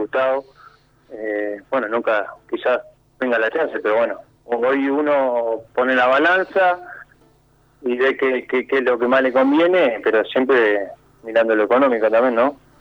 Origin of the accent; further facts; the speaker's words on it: Montevideo, Uruguay; moved away as an adult; now in Argentina; yo soy de Montevideo